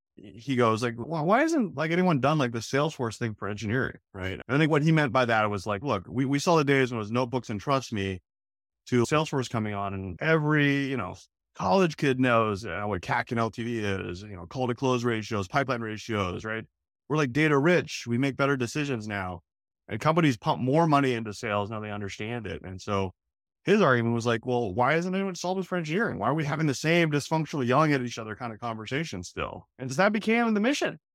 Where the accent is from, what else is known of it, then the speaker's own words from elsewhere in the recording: Oakland, California, United States; moved away as an adult; now in Boston, United States; I'm actually a West Coast guy, I grew up in Oakland